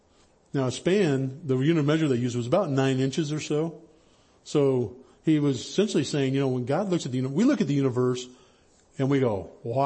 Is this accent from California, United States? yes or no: yes; High Sierras, Northern California, United States; I grew up in Northern California in the High Sierras